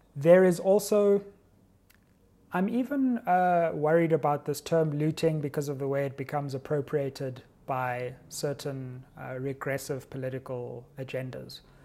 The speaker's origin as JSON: {"language": "English", "country": "South Africa", "said": "as a South African living in relative comfort, as a South African who has access to the English language"}